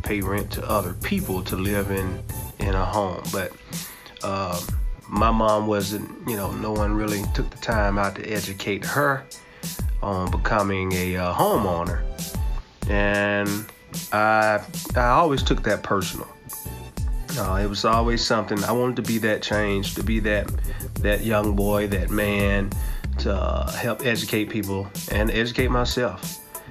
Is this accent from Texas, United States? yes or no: no; Montgomery, Alabama, United States; moved away as an adult; now in Atlanta, United States; I'm originally from Montgomery, Alabama. Grew up in a single parent household